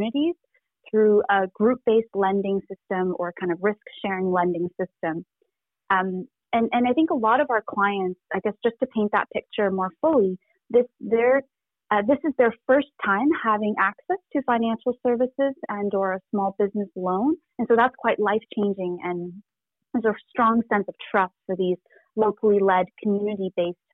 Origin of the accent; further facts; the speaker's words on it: Canada; also born or lived in rural village near Wuhan, Hubei, China; So I'm Canadian, but I'm also a first generation Chinese Canadian immigrant. I was born in a really small rural village about 2 hours outside of Wuhan.